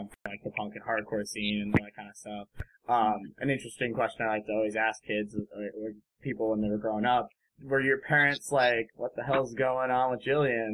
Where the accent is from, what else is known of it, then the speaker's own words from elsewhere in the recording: New Jersey, United States; I'm a Jersey boy myself